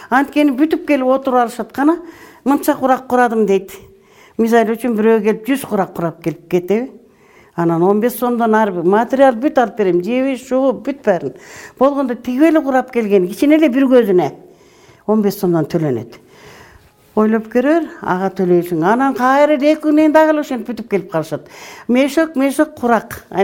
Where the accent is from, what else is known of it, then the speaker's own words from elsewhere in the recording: Talas Region, Kyrgyzstan; moved away as an adult; also born or lived in Bishkek / Chatkal District, Jalal-Abad Region; now in Jany-Bazar, Kyrgyzstan; мен бишкекте болдум өзүм Э, таласта чоңойгом өзүм чындап келгенде э, чаткалдын эле кызыл токоюнан болот экенбиз кийин атам кийин көчүп келди